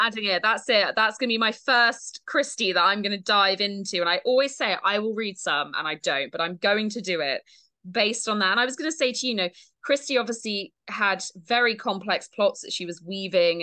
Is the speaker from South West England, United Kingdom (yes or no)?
yes; Dorset, South West England, United Kingdom; now in Devon, United Kingdom; I grew up in Dorset